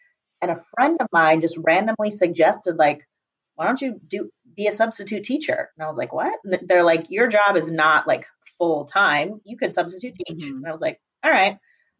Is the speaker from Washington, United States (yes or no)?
no; Santa Clarita, California, United States; also born or lived in London / New York City / Panama / Spain; I'm originally from Santa Clarita. That's where we met, where I grew up. My parents still live there.